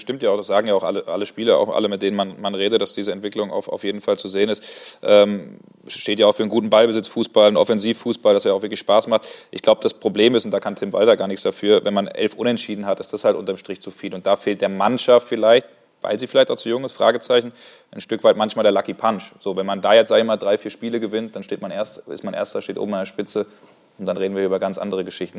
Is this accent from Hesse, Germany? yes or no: yes; Frankfurt, Hesse, Germany; Ich komme selbst aus Frankfurt